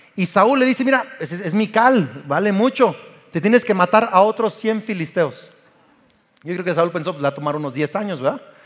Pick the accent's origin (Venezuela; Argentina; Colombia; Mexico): Mexico; yo soy mexicano.